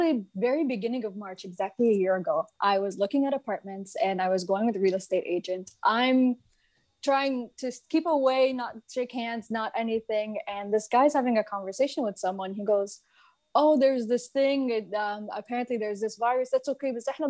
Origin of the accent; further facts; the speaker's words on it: Mississauga, Ontario, Canada; moved away as an adult; now in Egypt; I grew up in the Egyptian community in Mississauga.